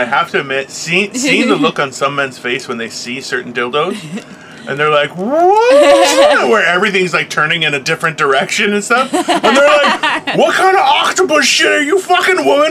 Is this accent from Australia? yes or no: no; Brampton, Ontario, Canada; I grew up in Brampton. We had tons of farmers in the area